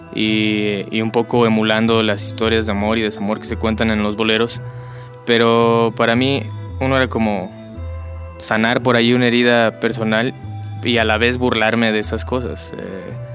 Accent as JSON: {"language": "Spanish", "region": "Michoacán", "country": "Mexico", "said": "música de mi tierra"}